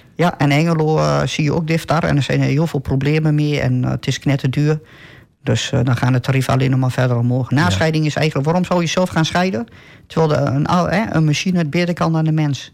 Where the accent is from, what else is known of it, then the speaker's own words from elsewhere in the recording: Almelo, Overijssel, Netherlands; ik ben geboren en getogen in Almelo